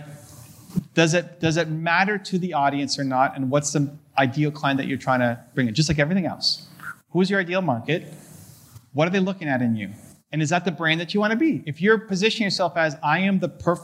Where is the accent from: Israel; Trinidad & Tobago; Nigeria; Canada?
Canada; I'm a Canadian